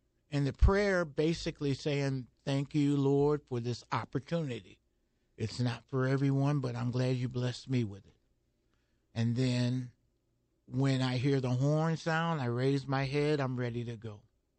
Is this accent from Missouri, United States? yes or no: yes; St. Louis area, Missouri, United States; born or raised there